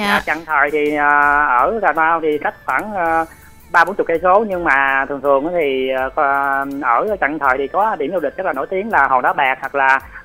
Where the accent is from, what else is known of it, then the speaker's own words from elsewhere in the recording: Ca Mau, Vietnam; quê nhà thành phố Cà Mau